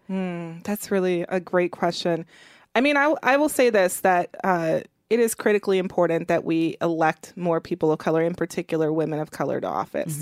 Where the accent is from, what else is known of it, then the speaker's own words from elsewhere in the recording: Milwaukee, Wisconsin, United States; I grew up in Milwaukee, Wisconsin